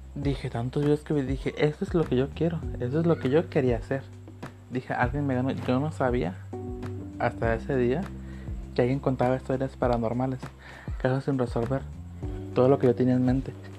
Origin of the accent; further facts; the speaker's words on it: Manzanillo, Colima, Mexico; Nací en Manzanillo, Colima.